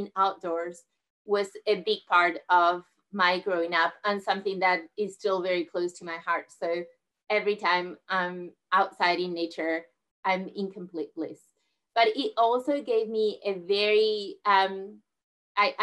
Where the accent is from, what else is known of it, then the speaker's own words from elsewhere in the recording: southern Spain, Spain; moved away; I grew up in Spain, where I'm originally from, in southern Spain